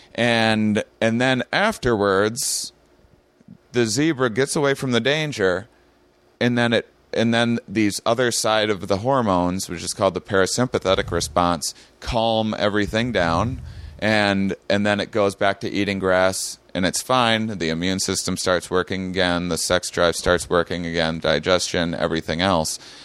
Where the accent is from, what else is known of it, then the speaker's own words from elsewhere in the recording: La Crosse, Wisconsin, United States; I had an upbringing in my, my small Wisconsin town